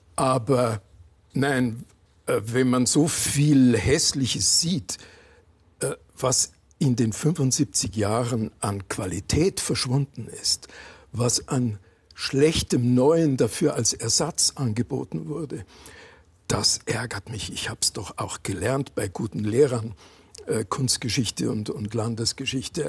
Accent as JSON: {"language": "German", "town": "Landshut", "region": "Bavaria", "country": "Germany", "tie": "born or raised there", "also_born_or_lived": "Berlin", "said": "ich bin in einer alten Stadt aufgewachsen, in Landshut"}